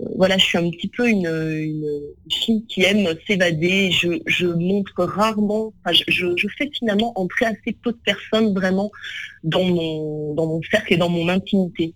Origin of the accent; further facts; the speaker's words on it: near Lyon, Auvergne-Rhône-Alpes, France; also born or lived in Vénissieux; now in Paris, France; j'ai grandi près de Lyon, euh, dans un petit village en réalité